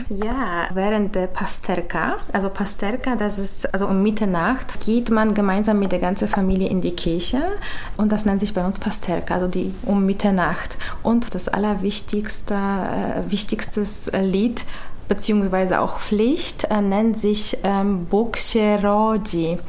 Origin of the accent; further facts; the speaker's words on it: Poland; German is a second language; moved away as an adult; now in Germany; ich bin eine Polin, also das heißt, ich bin in Polen ähm, groß geworden, in Polen geboren und das bleibt auch so.